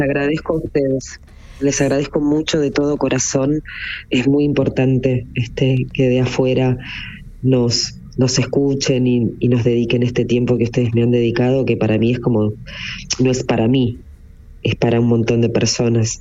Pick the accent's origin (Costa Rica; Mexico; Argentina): Argentina; yo nací en Argentina